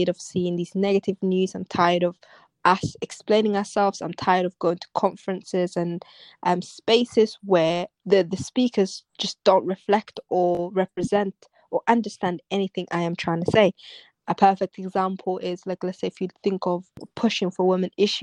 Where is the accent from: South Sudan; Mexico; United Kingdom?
United Kingdom; London; I'm London. I grew up in London